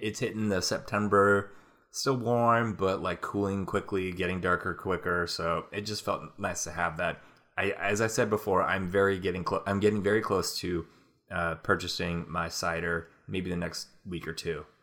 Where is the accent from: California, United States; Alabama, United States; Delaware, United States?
California, United States; Napa; moved away; this Bottle Rock festival that's in my hometown